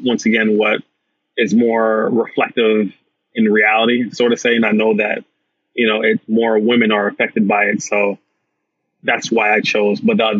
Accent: Jamaica; He's Jamaican. I'm Jamaican.

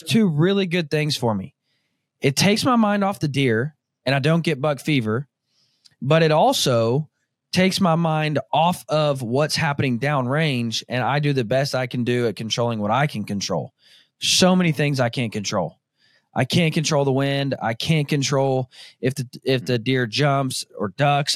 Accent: Northwest Arkansas, United States; now in Kansas, United States; where I grew up in Northwest Arkansas

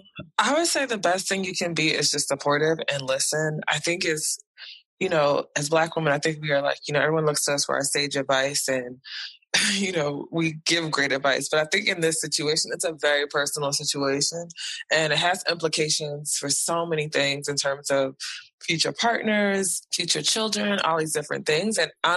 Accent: United States; people know I'm from America and they don't like my president.

